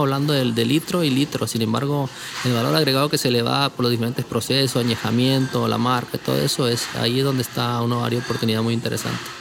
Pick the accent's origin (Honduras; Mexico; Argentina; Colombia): Mexico; Culiacán, Sinaloa; moved away; Yo soy del noroeste de México, eh, Culiacán, Sinaloa